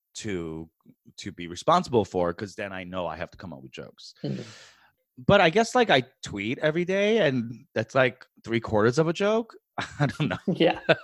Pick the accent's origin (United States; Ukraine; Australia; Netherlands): United States; New York City, New York; moved away; also born or lived in San Francisco / Chicago / Los Angeles; I grew up in New York City